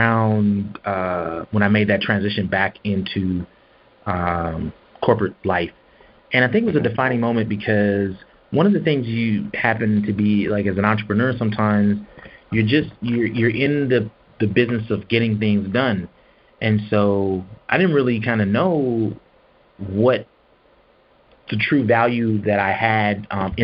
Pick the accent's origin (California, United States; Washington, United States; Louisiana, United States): Washington, United States; Seattle; also born or lived in Atlanta, Georgia; now in Texas, United States; I am originally from Seattle, Washington